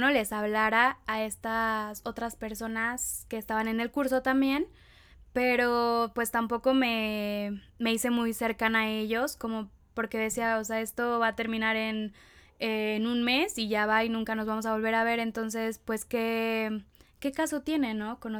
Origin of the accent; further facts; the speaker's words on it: Querétaro, Mexico; born there; also born or lived in Veracruz / State of Mexico; viví en, nací en Querétaro, después viví en Veracruz, después me regresé a vivir a Querétaro y ahora vivo en el Estado de México